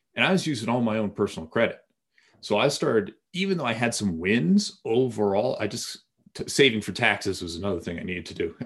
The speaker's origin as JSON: {"language": "English", "town": "Bedford", "region": "Massachusetts", "country": "United States", "tie": "born or raised there", "said": "I grew up in Massachusetts"}